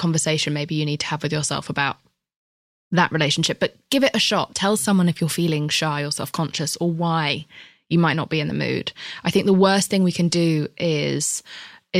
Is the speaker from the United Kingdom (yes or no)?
yes; United Kingdom; I'm British